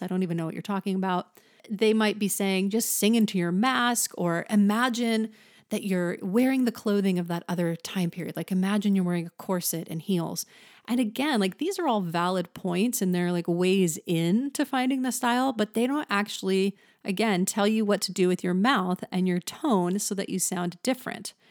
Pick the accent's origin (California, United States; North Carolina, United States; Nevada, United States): California, United States; the Valley; accent: Valley; I am from the valley, so you might hear that in my voice